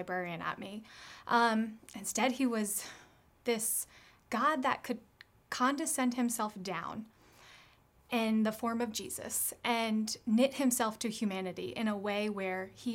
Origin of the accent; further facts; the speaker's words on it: United States; growing up in America